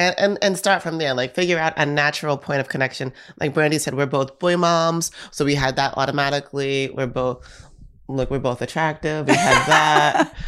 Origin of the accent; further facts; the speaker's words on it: New York, United States; I'm from New York